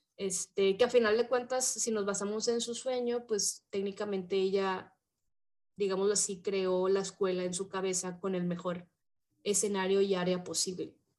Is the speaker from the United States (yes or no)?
no; Mexico; somos mexicanas